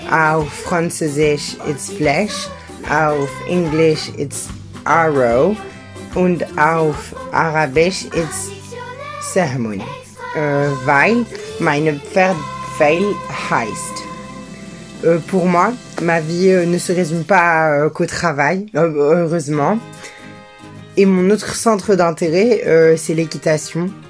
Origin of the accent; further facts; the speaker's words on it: Morocco; German is a second language; ich bin äh, 16 Jahre alt, ich komme aus Marokko, ich wohne in Mohamedia.